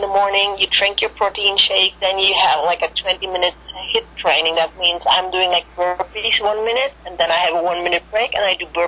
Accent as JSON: {"language": "English", "country": "Germany", "second_language": "English", "said": "I'm from Germany"}